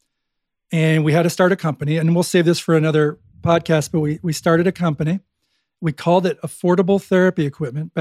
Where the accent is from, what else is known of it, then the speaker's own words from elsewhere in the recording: Buffalo, New York, United States; I'm from Buffalo